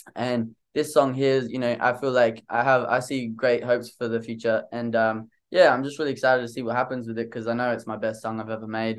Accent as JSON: {"language": "English", "country": "Australia", "said": "I'm from Australia, man. I never left Australia my whole life"}